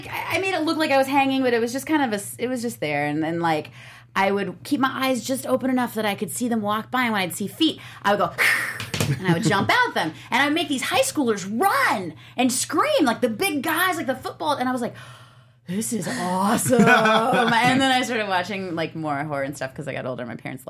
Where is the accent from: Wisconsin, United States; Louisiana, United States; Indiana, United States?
Indiana, United States; now in Los Angeles, United States; I'm from Indiana.